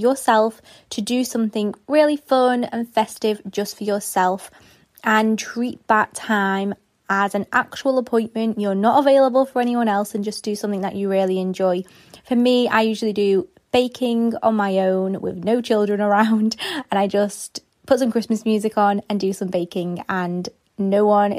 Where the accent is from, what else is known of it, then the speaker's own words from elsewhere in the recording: England, United Kingdom; I'm from England, a little tiny village.